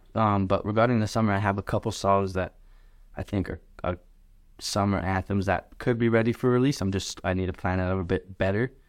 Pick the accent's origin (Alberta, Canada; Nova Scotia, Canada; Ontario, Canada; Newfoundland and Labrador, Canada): Alberta, Canada; Lethbridge; I'm Canadian, born and raised West Bridge, Alberta.